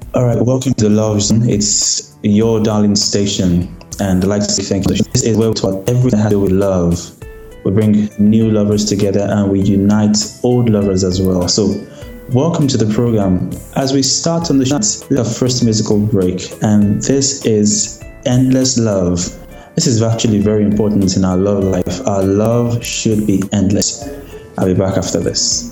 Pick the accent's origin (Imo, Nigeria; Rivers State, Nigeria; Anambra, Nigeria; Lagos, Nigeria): Lagos, Nigeria; also born or lived in Ogun State / Kwara State; I was born and brought up in Lagos State